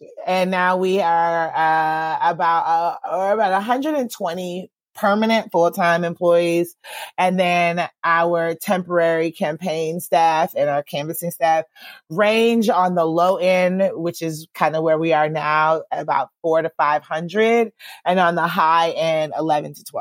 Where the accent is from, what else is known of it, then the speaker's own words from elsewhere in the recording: Georgia, United States; moved away as an adult; I left Georgia because I didn't think I'd be able to do this kind of work in my home state